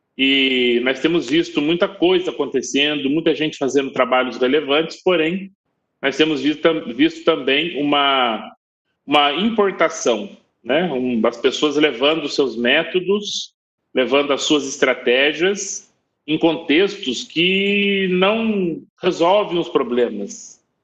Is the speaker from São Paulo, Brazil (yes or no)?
yes; Taubaté, São Paulo, Brazil; accent: interior paulista; moved away as an adult; also born or lived in China; eu sou do interior de São Paulo, eu falo porta, falo morto. Eu sou de Taubaté